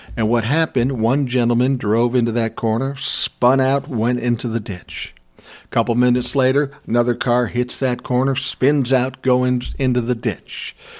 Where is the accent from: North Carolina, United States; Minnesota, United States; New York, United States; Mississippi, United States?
Minnesota, United States; I was born and raised in Minnesota